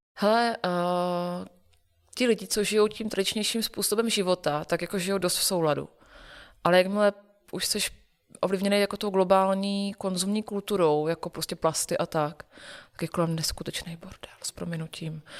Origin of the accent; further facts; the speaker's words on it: Olomouc, Olomouc Region, Czechia; Já jsem, původem z Olomouce a my jsme v Olomouci celý, eh, roky, co jsem vyrůstala